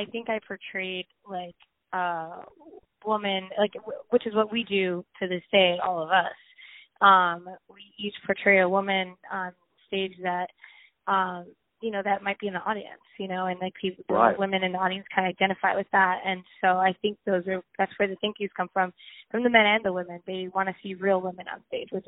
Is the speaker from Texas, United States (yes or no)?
no; New York, United States; "Where are you from?" I said, "New York."